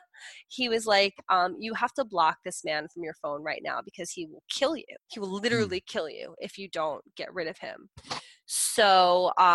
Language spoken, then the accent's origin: English; New Jersey, United States; I'm from Jersey.